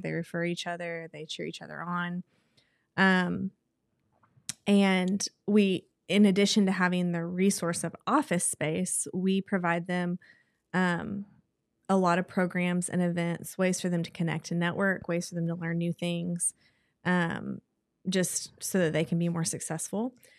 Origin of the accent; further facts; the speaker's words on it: Texas, United States; moved away as an adult; now in Oklahoma City, United States; We're both from Texas